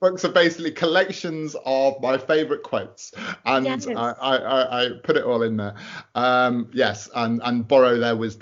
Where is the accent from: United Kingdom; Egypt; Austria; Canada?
United Kingdom; I'm a British author